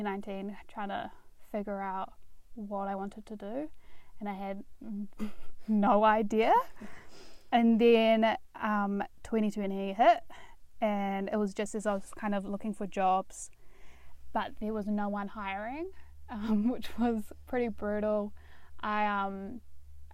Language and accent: English; Dunedin, Otago, New Zealand; I'm from Dunedin, grew up here, spent all my life here, and I went to Otago Girls High School